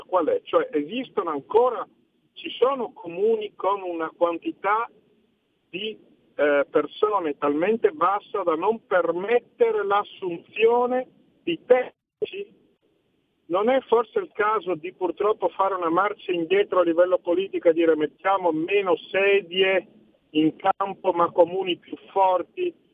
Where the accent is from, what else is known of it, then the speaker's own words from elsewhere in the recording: Friuli-Venezia Giulia, Italy; Io vengo dal Friuli